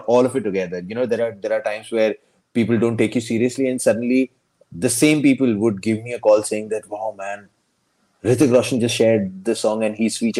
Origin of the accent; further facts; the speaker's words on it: Ahmedabad, Gujarat, India; also born or lived in Bharuch, Gujarat / Bombay; I was born in Bharuch, this small town in Gujarat. So I was born there. And then we shifted to Ahmedabad